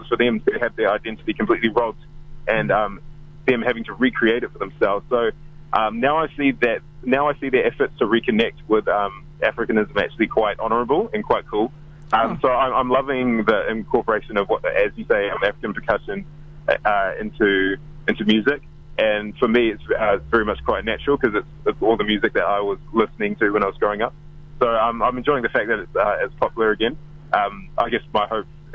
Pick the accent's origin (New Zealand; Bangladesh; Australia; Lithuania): New Zealand; Auckland; also born or lived in United Kingdom; I grew up in South Auckland, Manurewa, which was quite a low socioeconomic area